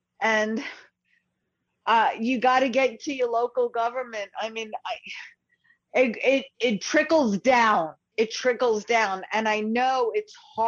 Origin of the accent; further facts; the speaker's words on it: New York City, New York, United States; I grew up in Brooklyn